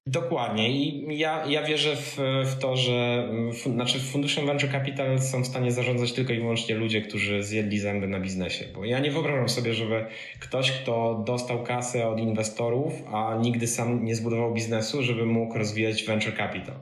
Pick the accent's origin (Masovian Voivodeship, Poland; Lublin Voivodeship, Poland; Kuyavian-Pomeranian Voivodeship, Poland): Masovian Voivodeship, Poland; Pionki; moved away as an adult; also born or lived in Wrocław; Ja pochodzę z małej miejscowości e, między Radomiem a Kozienicami w Puszczy Kozienickiej, Pionki